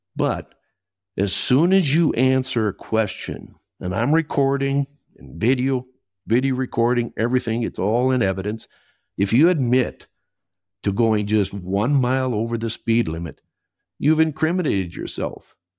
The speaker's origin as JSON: {"language": "English", "region": "Minnesota", "country": "United States", "tie": "born or raised there", "also_born_or_lived": "England", "accent": "Minnesota", "moved": "as an adult", "lives_now": "Costa Rica", "said": "I was born and raised in Minnesota"}